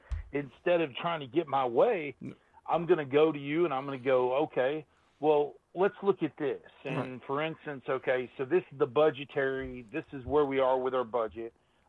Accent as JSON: {"language": "English", "country": "United States", "said": "me as an American in this country"}